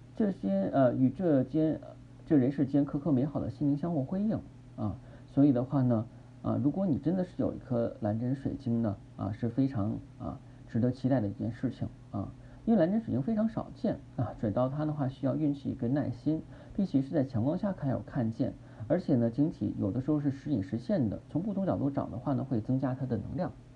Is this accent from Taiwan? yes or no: no; China; 我们中国人天性的比较内敛、羞涩